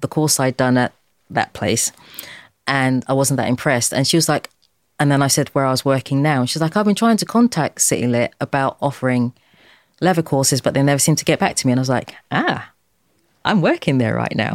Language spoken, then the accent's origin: English; London, United Kingdom; also born or lived in Deptford; I was born in Dulwich